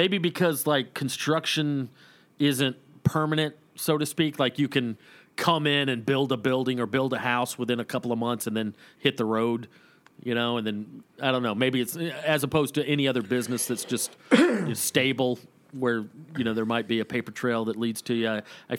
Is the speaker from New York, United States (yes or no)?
no; Woodstock, Georgia, United States; When I grew up in Woodstock, Georgia, before I moved up to Waleska, I spent probably ages 4 through 12 in Woodstock, Georgia.